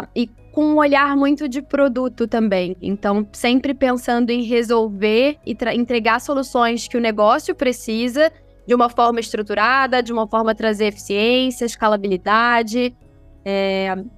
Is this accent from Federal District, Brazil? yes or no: no; Rio de Janeiro, Brazil; eu sou carioca